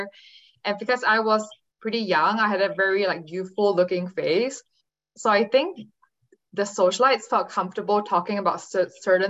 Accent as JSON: {"language": "English", "country": "Singapore", "tie": "born or raised there", "also_born_or_lived": "California", "moved": "as an adult", "said": "my hometown of Singapore"}